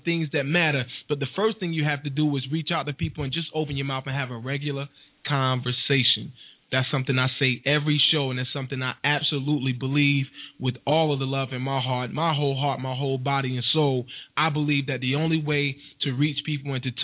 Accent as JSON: {"language": "English", "town": "Wilson", "region": "North Carolina", "country": "United States", "also_born_or_lived": "Newark, New Jersey / Spartanburg, South Carolina / Cordele, Georgia / Atlanta, Georgia", "moved": "yes", "said": "I'm originally from Wilson, North Carolina"}